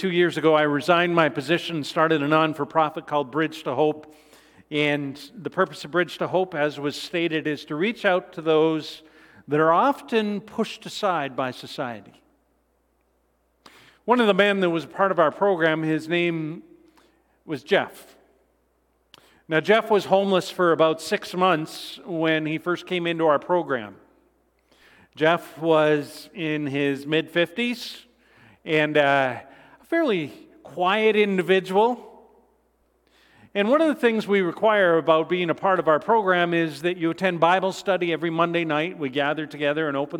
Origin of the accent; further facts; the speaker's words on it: Canada; I'm Canadian as well